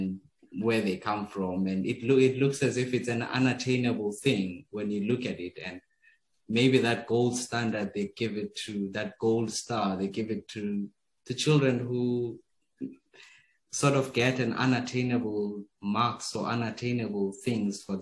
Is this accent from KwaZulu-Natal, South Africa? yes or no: no; KwaMhlanga, Mpumalanga, South Africa; moved away as an adult; also born or lived in Johannesburg; I'm originally from Kwandebele in Mpumalanga. Very close to Kwamhlanga. Kwamhlanga is about an hour from Pretoria. So I'm from that region, and I was born there. I grew up there, 18 years of my life there.